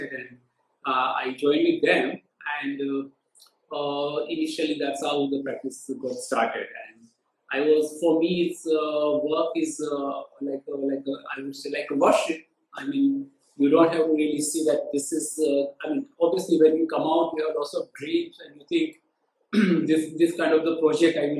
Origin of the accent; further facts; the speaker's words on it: Ahmedabad, Gujarat, India; I'm basically from Ahmedabad